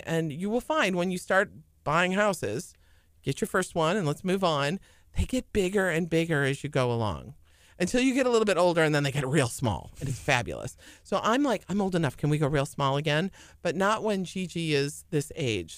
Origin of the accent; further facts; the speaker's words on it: St. Charles, Illinois, United States; moved away as an adult; also born or lived in Jackson, Tennessee / Richmond, Virginia; now in Houston, United States; I was born and raised in Saint Charles, Illinois.